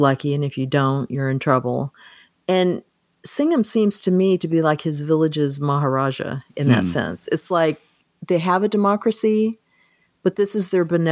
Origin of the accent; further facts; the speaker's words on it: United States; being an American